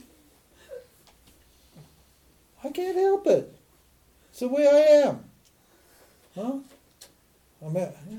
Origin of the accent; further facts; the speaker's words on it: Montana, United States; I'm a redneck from Montana